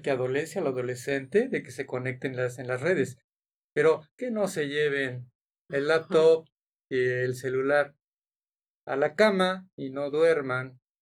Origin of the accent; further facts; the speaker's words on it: Mexico; nuestras costumbres como mexicanos